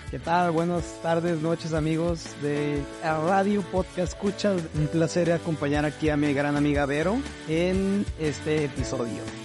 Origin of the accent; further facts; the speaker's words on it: Tijuana, Baja California, Mexico; moved away as an adult; also born or lived in Guadalajara, Mexico / Mexico City, Mexico; now in Seattle, United States; Yo crecí viviendo en Tijuana